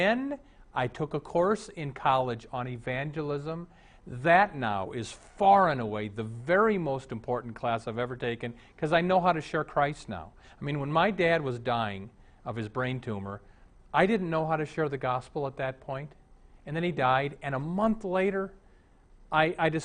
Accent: Omaha, Nebraska, United States; When I was raised in Omaha

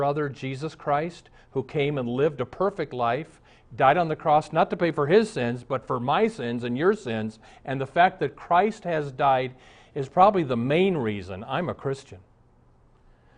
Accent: Omaha, Nebraska, United States; When I was a little Lutheran boy growing up in Omaha

